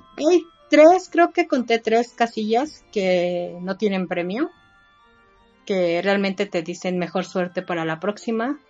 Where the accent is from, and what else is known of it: Mexico